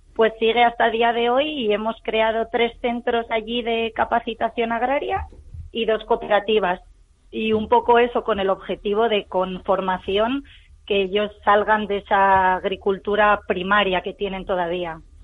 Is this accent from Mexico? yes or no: no; Spain; somos de aquí, somos de España